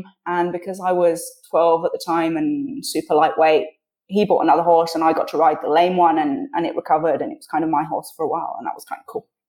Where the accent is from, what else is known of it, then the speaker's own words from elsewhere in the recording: Switzerland; So I was born and grew up in Switzerland, and I spoke English at home